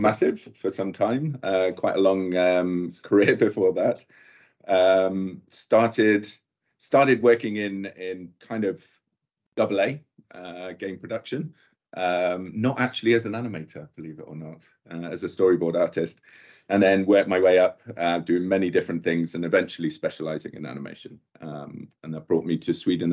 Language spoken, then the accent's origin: English; Bristol, South West England, United Kingdom; I'm from Bristol